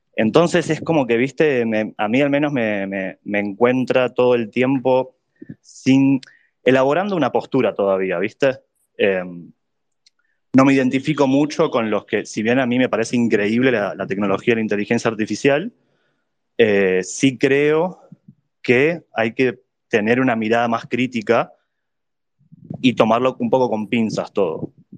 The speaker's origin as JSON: {"language": "Spanish", "region": "Buenos Aires", "country": "Argentina", "said": "yo soy de Buenos Aires también."}